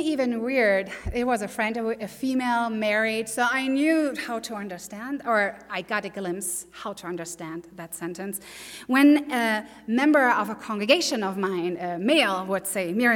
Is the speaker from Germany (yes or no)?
yes; Germany; accent: German; English is a second language; moved away as an adult; also born or lived in Provo, Utah / Texas; now in Utah, United States; I'm from Germany. Born, raised, ordained in Germany